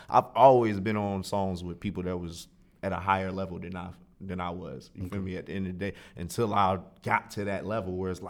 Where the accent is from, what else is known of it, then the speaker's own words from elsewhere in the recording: Raleigh, North Carolina, United States; also born or lived in Greenville; Born and raised. I was born in Greenville and raised in Raleigh.